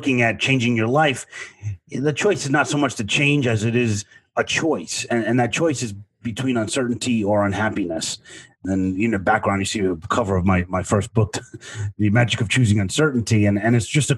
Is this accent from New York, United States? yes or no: yes; New York City, New York, United States; way, way far away from Brooklyn, New York, where I grew up